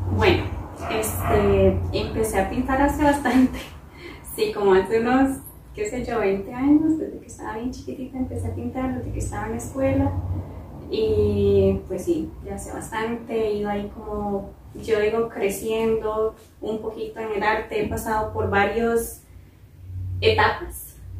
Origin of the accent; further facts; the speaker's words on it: San Isidro de El General, San José, Costa Rica; yo soy de Pérez Celedón, este, allá en nuestra casa en Pérez Celedón